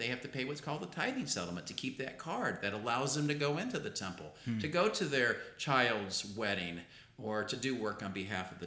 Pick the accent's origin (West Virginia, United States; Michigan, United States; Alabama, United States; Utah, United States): Utah, United States; I'm from Utah